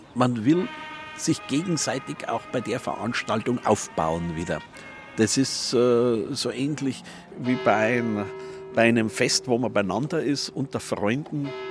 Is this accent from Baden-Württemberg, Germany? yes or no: no; Bavaria, Germany; wir Bayern